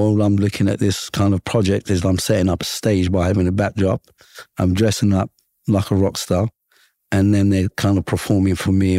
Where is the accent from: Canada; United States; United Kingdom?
United Kingdom; London; growing up in London, my rockstar image for us was, a European or an American with long hair